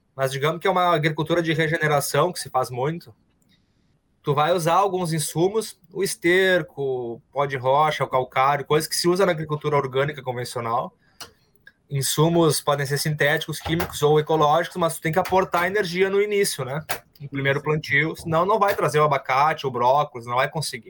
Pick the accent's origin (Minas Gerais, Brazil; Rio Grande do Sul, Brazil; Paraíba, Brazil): Rio Grande do Sul, Brazil; Porto Alegre; now in Gravataí, Brazil; vim da cidade, me criei em Porto Alegre, fiz toda a minha, minha vida lá, escolar